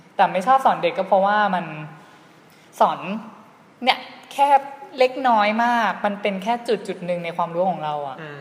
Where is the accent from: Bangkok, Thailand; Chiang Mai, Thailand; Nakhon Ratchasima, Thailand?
Nakhon Ratchasima, Thailand; บ้านเกิดก็คืออยู่ที่โคราช